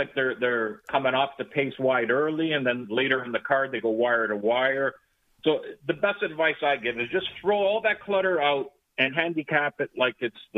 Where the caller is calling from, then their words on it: Hallandale Beach, Florida, United States; I am in what is a cold Hallandale Beach, Florida for me this morning.